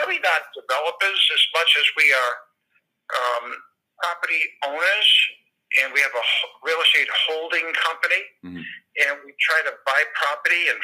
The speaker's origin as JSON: {"language": "English", "town": "Providence", "region": "Rhode Island", "country": "United States"}